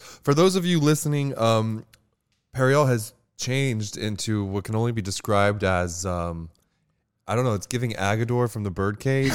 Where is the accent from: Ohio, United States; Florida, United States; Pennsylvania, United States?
Florida, United States; Pembroke Pines; moved away as an adult; also born or lived in Hialeah, Florida; now in New York City, United States; I grew up in Pembroke Pines, Florida